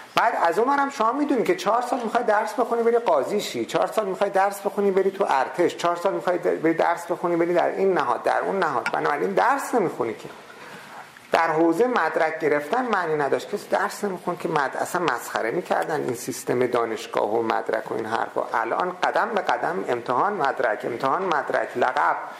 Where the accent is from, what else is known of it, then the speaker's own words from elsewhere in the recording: Qom, Qom Province, Iran; در قوم شهری که من به دنیا آمدم و بزرگ شدم